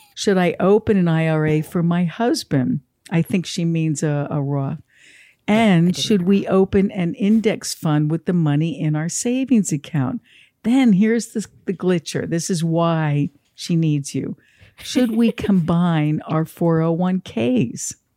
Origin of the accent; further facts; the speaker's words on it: New Jersey, United States; I'm from New Jersey as well.